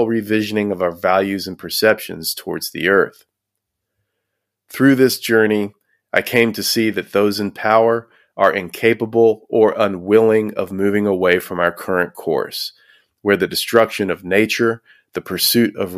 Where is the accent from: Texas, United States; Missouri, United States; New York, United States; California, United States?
Texas, United States; Houston; Growing up in Houston, Texas